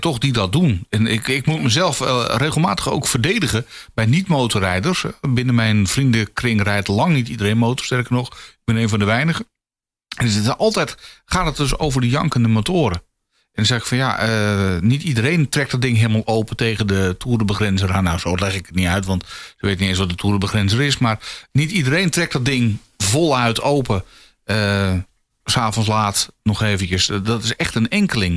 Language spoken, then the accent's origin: Dutch; Volendam, North Holland, Netherlands; ik kom uit Volendam.